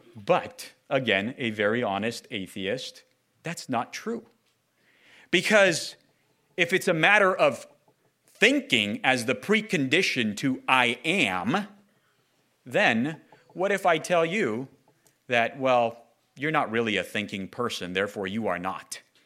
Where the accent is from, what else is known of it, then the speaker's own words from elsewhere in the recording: Southern California, United States; Growing up in Southern California, uh, amongst my peers, going to elementary, junior high, high school, college, or work